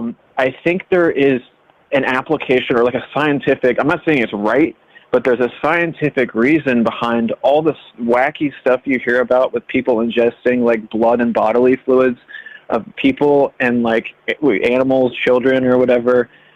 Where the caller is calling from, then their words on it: Delaware, United States; I'm calling from Delaware.